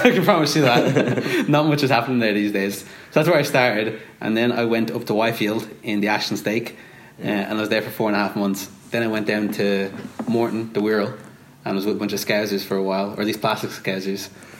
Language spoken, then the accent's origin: English; Dublin, Leinster, Ireland; I'm from Dublin, Ireland. Not America, despite what my voice sounds like.